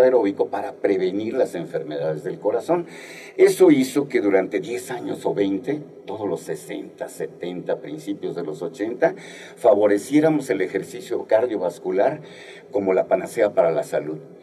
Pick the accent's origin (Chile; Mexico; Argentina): Mexico; Guerrero; moved away; Yo soy del estado de Guerrero y desde que vivía en mi pueblo natal, igual a Guerrero, uno de los pueblos más famosos desafortunadamente ahorita en México